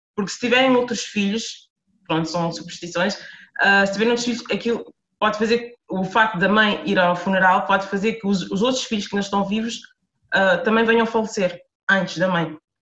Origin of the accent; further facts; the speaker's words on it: Lisbon, Portugal; moved away as an adult; also born or lived in Amadora / France; eu sou de Lisboa, nasci e cresci em Lisboa, uh, morei a maior parte da minha vida eh, na Amadora